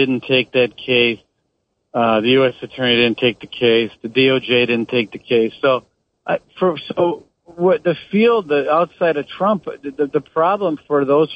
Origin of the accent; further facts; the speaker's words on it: Wisconsin, United States; I grew up in Wisconsin.